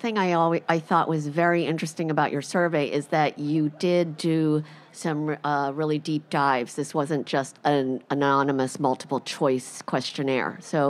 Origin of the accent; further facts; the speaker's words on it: New Jersey, United States; for the Fertility and Sterility podcast. I'm from New Jersey